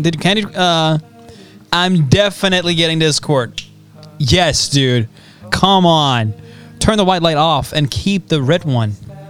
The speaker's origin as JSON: {"language": "English", "region": "Scotland", "country": "United Kingdom", "said": "I'm from Scotland."}